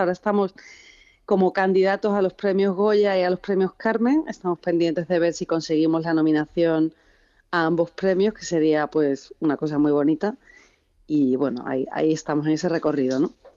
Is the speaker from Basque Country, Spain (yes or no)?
no; Seville, Andalusia, Spain; yo, soy de Sevilla